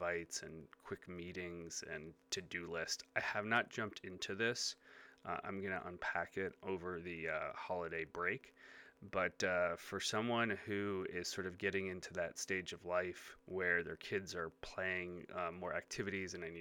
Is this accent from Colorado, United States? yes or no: no; Chicago, Illinois, United States; my local market as a Chicagoan